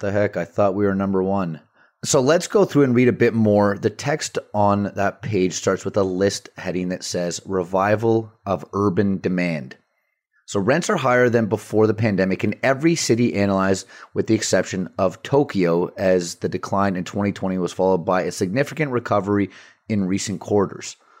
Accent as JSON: {"language": "English", "town": "Vancouver", "region": "British Columbia", "country": "Canada", "tie": "born or raised there", "said": "my hometown, Vancouver"}